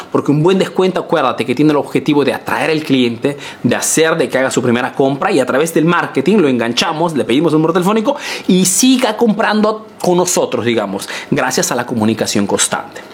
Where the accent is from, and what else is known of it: Peru; now in Italy